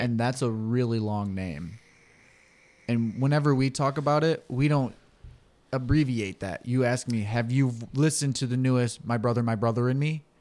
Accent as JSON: {"language": "English", "region": "Michigan", "country": "United States", "said": "we're from the Mitten State"}